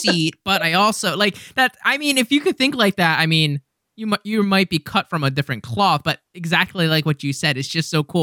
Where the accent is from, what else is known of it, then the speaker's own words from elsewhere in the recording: United States; as an American myself